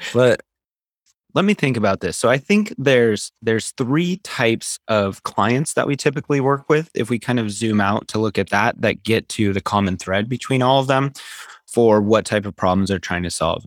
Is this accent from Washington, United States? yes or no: yes; Seattle, Washington, United States; also born or lived in Ecuador / Utah; I grew up in Seattle